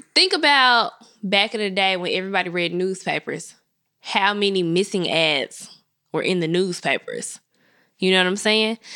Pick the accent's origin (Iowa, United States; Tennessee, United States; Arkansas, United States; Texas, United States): Tennessee, United States; Memphis; I'm from Memphis.